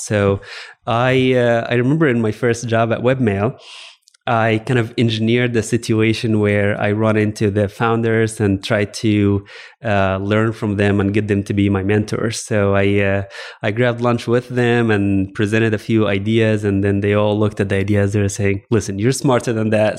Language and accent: English; Alexandria, Alexandria Governorate, Egypt; moved away as an adult; also born or lived in Virginia / Texas; I actually grew up in Egypt. I grew up in Alexandria, Egypt specifically.